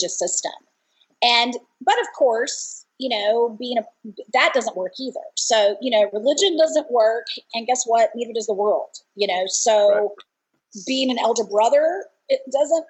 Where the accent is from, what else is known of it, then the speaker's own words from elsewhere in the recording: Dallas-Fort Worth area, Texas, United States; I grew up in the Dallas-Fort Worth area, a good Baptist girl